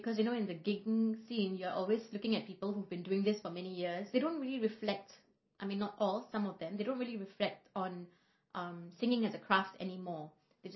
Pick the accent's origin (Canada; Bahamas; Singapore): Singapore; I was born here in Singapore